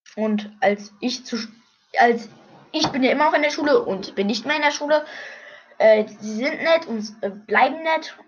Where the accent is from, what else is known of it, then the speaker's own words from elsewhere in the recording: Brandenburg, Germany; ich bin in Brandenburg in einem Krankenhaus geboren worden. Ja, und ich lebe jetzt gerade noch in Brandenburg.